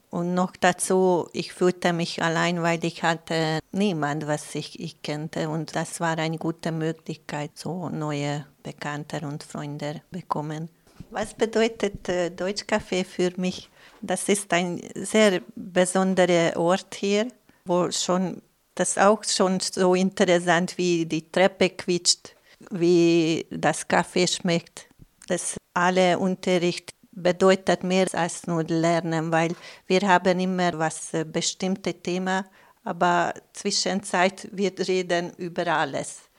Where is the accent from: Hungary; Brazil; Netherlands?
Hungary; Budapest; German is a second language; now in Lustenau, Austria; Ich komme aus Ungarn, aus Budapest und ich lebe hier seit fünf Jahren.